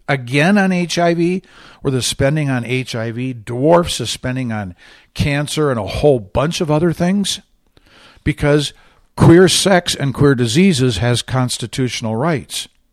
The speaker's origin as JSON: {"language": "English", "region": "Michigan", "country": "United States", "said": "this is Michigan, my home state"}